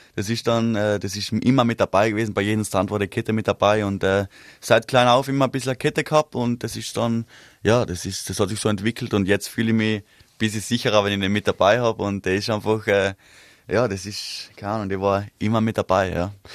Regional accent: East Tyrol, Austria; der Winter war extrem bei uns in Osttirol

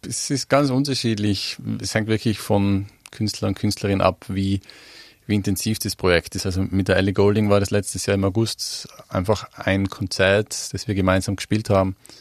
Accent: Mieming, Tyrol, Austria; moved away as an adult; also born or lived in Innsbruck; now in London, United Kingdom; Ich komme ja nicht aus Innsbruck, also ich komme ja vom Oberland, aus einem Dorf

